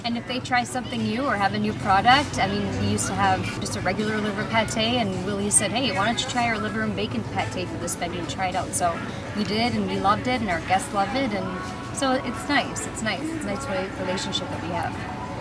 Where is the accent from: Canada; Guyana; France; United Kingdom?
Canada; Sault Ste. Marie, Ontario; moved away as an adult; also born or lived in Ottawa / Toronto / Lansing, Michigan; now in Frankenmuth, United States; I'm originally from Sault Ste. Marie, Ontario, Canadian side